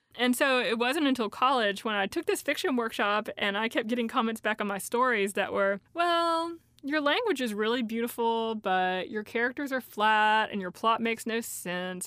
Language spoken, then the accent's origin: English; Elizabethton, Tennessee, United States; accent: Appalachian; a town called Elizabethton. When I was growing up there